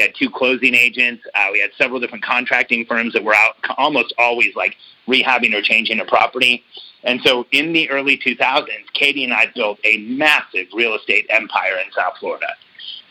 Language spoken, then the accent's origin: English; Mexico City, Mexico; now in United States; I was born in Mexico City